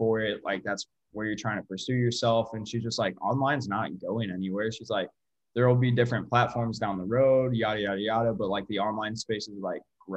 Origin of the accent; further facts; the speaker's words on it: St. Louis, Missouri, United States; moved away as an adult; now in Springfield, United States; I'm from St. Louis